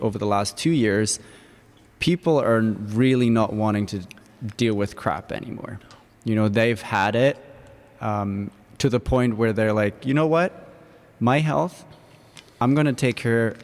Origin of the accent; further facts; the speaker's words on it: Germany; now in Victoria; I was brought up in Germany where it's very academic, all about science